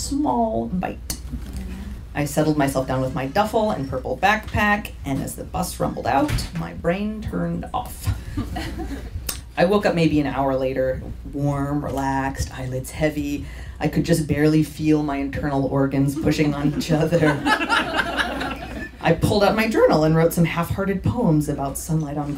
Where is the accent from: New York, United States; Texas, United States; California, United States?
California, United States; San Diego; moved away as an adult; also born or lived in Oakland; now in San Diego, United States; came back to my hometown